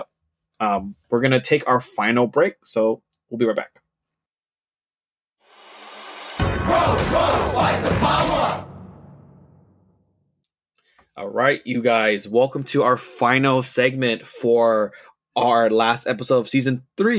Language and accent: English; New Orleans, Louisiana, United States; I'm from New Orleans, Louisiana, and I'm a huge fan of your podcast.